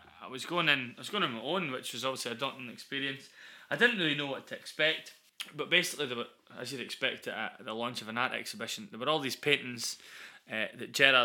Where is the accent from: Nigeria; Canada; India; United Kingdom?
United Kingdom; Newbigging, Scotland; also born or lived in Carnoustie; we're from Angus, right? We are. So we've grown up knowing all about the Declaration of Arbroath and its importance to Scotland